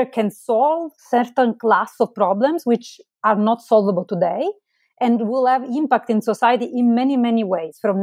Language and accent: English; Marsala, Sicily, Italy; moved away as an adult; now in United States; Originally, I'm from Italy. I grew up in Marsala. It's a town in southern Italy. I moved to the United States later on for my PhD